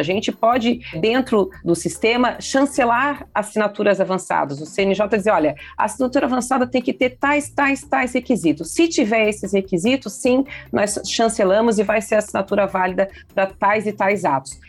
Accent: Santa Catarina, Brazil; eu sou do estado de Santa Catarina, nós aqui temos o programa Lar Legal há 20 anos

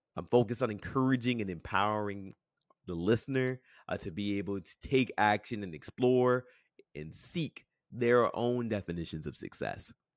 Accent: Toronto, Ontario, Canada; I grew up in Scarborough, Ontario, um, born and raised, um, in a neighborhood called Crescent Town.

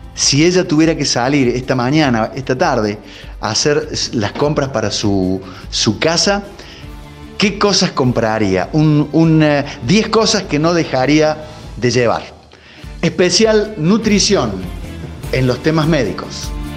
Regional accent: Argentina; También somos argentinos

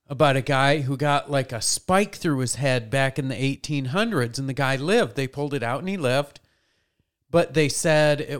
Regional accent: Kentucky, United States; I'm from Southern Kentucky, almost

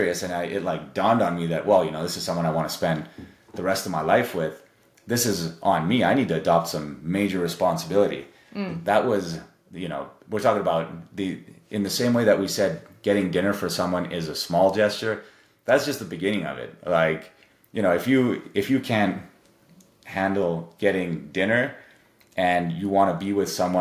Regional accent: Canada; my family's Serbian, but I grew up in Canada

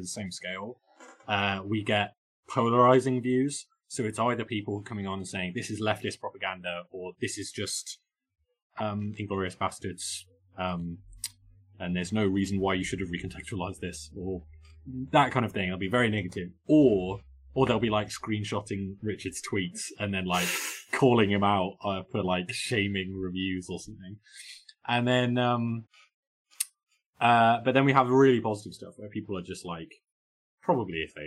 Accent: United Kingdom; being a British person

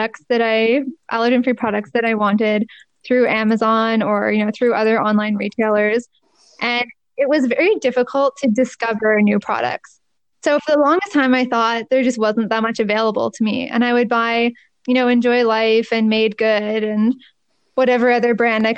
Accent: Markham, Ontario, Canada; I went to University of Toronto and I'm from Markham

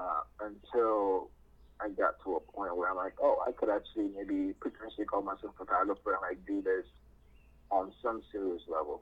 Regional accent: New York City, New York, United States; moved away as an adult; also born or lived in Ghana; So I basically lived and grew up in like New York City until I moved out for like college and pharmacy school

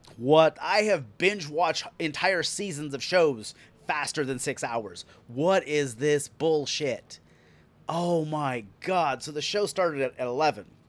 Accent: United States; I'm American

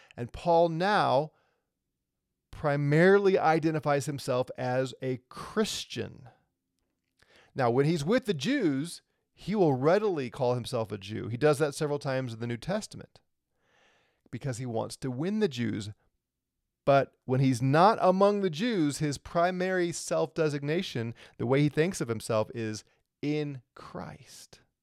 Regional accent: St. Louis, Missouri, United States; I'm a natural born U S citizen, born in Saint Louis, Missouri. I live here in America

